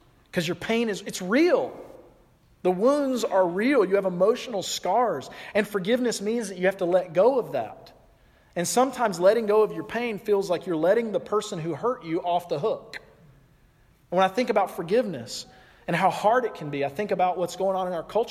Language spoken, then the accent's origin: English; the South, United States; I'm from the South